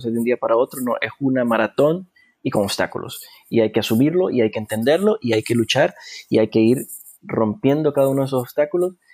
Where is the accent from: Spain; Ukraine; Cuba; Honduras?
Honduras; Yo creo que nuestra responsabilidad, no solamente como hondureños, sino como seres humanos, es eh, apoyar a, otros